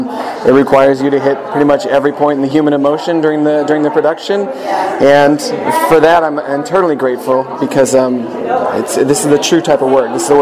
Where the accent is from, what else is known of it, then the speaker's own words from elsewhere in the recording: Oregon, United States; now in Los Angeles, United States; I live here in Los Angeles. I'm Highland Park. I grew up in Oregon. Parents are dairy farmers